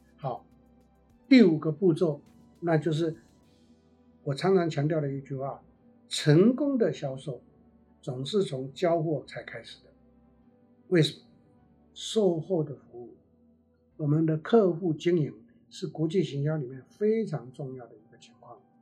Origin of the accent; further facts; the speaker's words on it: Taiwan; 我们台湾话的，我在做内销的，用台湾话的一个名词来讲